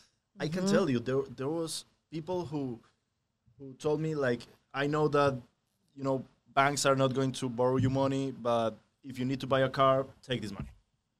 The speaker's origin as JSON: {"language": "English", "country": "Colombia", "moved": "yes", "lives_now": "Miami, United States", "said": "I'm from Colombia. We have all the year the same weather."}